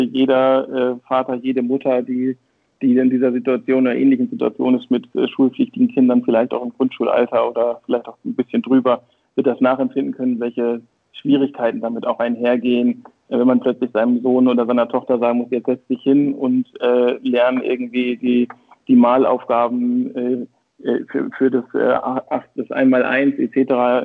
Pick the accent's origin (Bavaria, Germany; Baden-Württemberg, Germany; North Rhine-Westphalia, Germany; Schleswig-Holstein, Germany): Schleswig-Holstein, Germany; Brunsbüttel; also born or lived in Hamburg; geboren in Hamburg, tatsächlich waschechter Norddeutscher. Ähm, aufgewachsen und sozialisiert in Schleswig-Holstein im beschaulichen Brunsbüttel